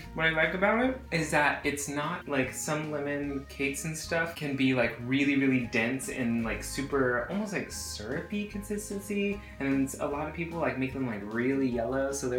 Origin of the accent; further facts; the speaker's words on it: Houston, Texas, United States; moved away as an adult; now in New York, United States; We grew up in Texas, in different parts of Texas. I grew up in Houston, he grew up in Dallas, and we met in college, and now we live in New York, but we still like to pay homage to our Texas roots.